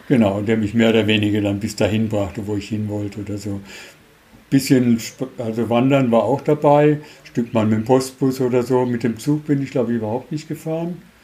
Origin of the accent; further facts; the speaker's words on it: Germany; wir als Deutsche in den 60ern noch nicht unbedingt die beliebtesten waren in der Schweiz